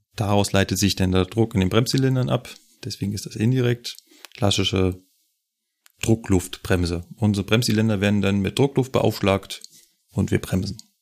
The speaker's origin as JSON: {"language": "German", "region": "Berlin", "country": "Germany", "moved": "yes", "lives_now": "Munich, Germany", "said": "kenne ich natürlich als Berliner, bin ich da hunderte Male mit der S-Bahn entlang"}